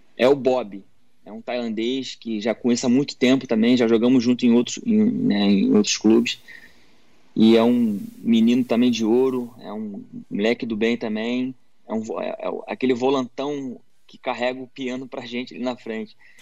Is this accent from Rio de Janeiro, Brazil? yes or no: yes; Rio de Janeiro, Brazil; moved away as an adult; now in Thailand; no Rio, que eu sou carioca